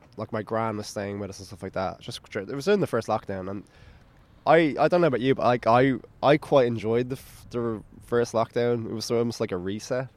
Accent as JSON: {"language": "English", "town": "Dublin", "region": "Leinster", "country": "Ireland", "said": "I'm from Bay, which is on the north coast, like by the beach"}